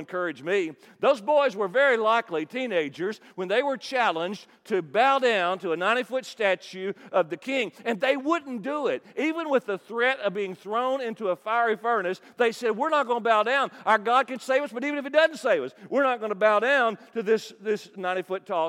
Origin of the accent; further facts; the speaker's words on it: Kentucky, United States; I'm from Kentucky